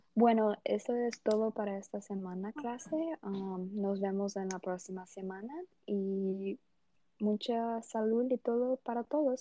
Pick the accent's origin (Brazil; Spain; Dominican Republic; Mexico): Brazil; Rio de Janeiro; Spanish is a second language; now in Georgia, United States; yo soy de Río